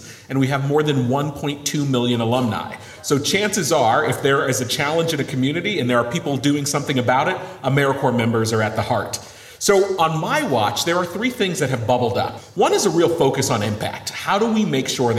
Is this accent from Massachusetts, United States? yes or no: yes; Western Massachusetts, United States; I'm from Western Massachusetts. My parents were both 16 years old when I was born